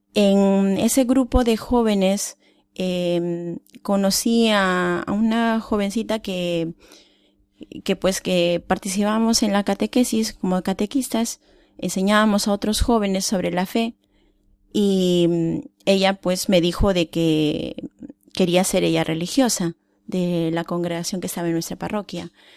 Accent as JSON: {"language": "Spanish", "country": "Peru", "moved": "yes", "said": "yo soy de Perú"}